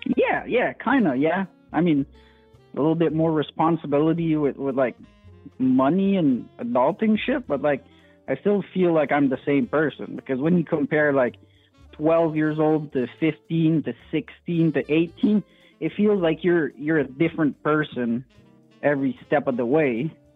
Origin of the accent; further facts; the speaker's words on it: French part of Canada, Quebec, Canada; accent: French Canadian; first language French; English is a second language; also born or lived in Alberta; I'm uh, from the the uh, only uh, French part of Canada